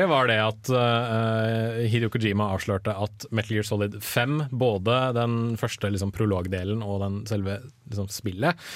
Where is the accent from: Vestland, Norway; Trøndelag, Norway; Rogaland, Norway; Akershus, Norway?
Akershus, Norway; Sandvika; now in Trondheim, Norway; har jeg jobbet en del i sommer i en lokal matvarebutikk der jeg er fra, i Sandvika.